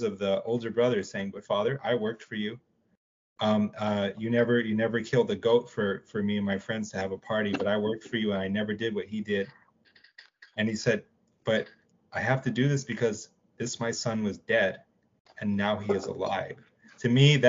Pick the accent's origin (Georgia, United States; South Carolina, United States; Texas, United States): Texas, United States; Dallas; I was raised in Texas. I was raised in East Dallas